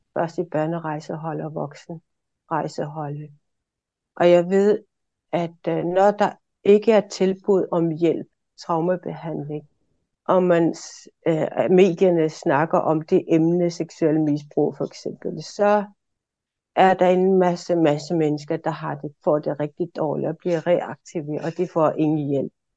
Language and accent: Danish; Maniitsoq, Greenland; also born or lived in Aarhus; Jeg er født og opvokset i Manitok